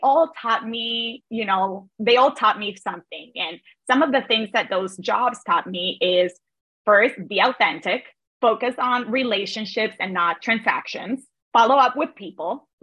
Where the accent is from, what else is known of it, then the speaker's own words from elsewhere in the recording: Cartagena, Bolívar, Colombia; moved away as an adult; now in United States; I'm originally from Cartagena, Colombia. And I immigrated